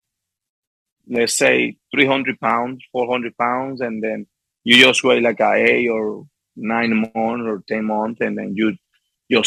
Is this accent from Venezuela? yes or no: yes; Las Matas, Portuguesa, Venezuela; English is a second language; moved away; also born or lived in Guanare, Venezuela; I born in Guanare, but I grew up in Las Matas